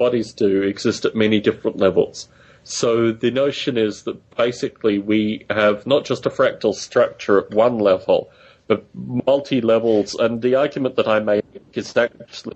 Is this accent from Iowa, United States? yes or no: no; Bay Area, California, United States; moved away; also born or lived in United Kingdom; I come from the Bay Area